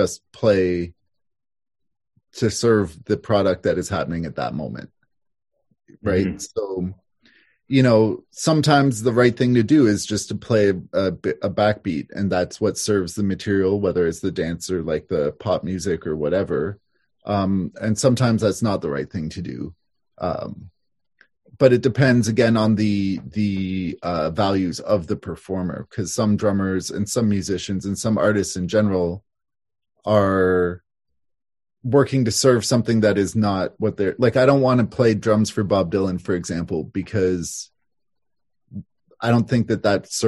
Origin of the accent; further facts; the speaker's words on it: Toronto, Ontario, Canada; moved away as an adult; also born or lived in Montreal, Quebec; now in Havelock, Canada; I grew up in downtown Toronto.